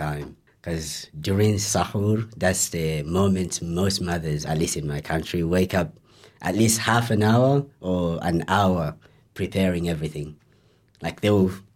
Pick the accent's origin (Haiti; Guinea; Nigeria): Guinea; moved away; I'm Guinea, or some people might know as Guinea.